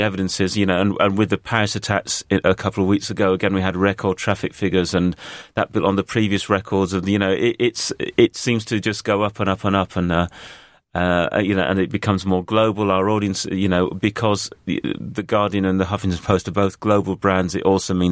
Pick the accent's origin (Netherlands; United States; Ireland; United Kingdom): United Kingdom; York, Yorkshire and the Humber; accent: northern; moved away; I go up to York once a, uh, uh once a month for the weekend to see my family